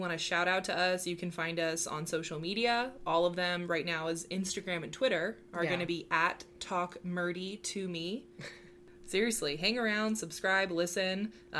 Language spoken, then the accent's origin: English; Arizona, United States; We are cousins. We're from Arizona.